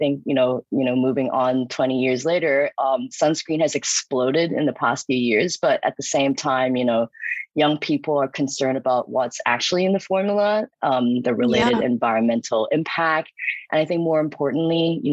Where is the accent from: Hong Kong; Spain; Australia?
Hong Kong; moved away; also born or lived in New York; I'm from Hong Kong and I graduated from New York University